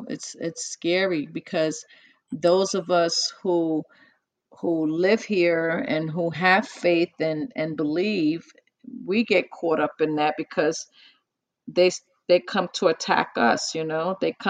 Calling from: New Jersey, United States; I'm in New Jersey.

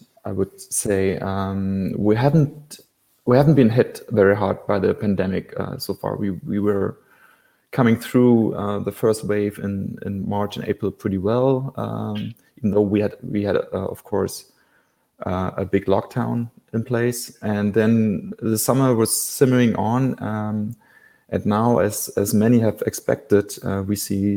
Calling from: Berlin, Germany; I'm calling from Berlin, Schöneberg, which is one of the inner districts in Berlin.

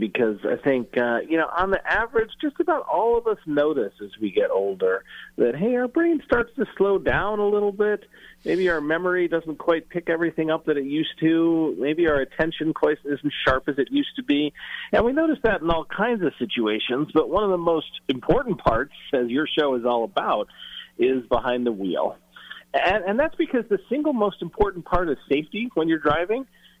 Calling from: San Francisco, California, United States; I'm calling you from San Francisco

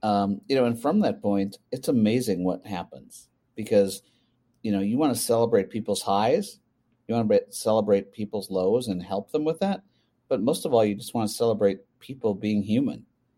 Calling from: Minneapolis, Minnesota, United States; I'm live in Minneapolis, Minnesota.

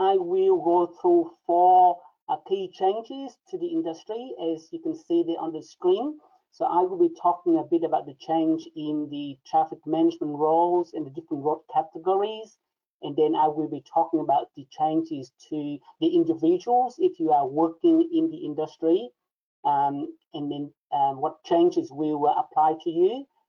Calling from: Melbourne, Victoria, Australia

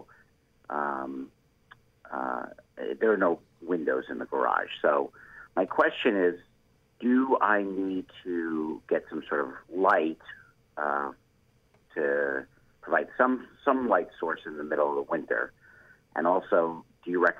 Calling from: Deerfield, Illinois, United States; I'm calling from Deerfield, Illinois, just down the road from the Chicago Botanic Garden

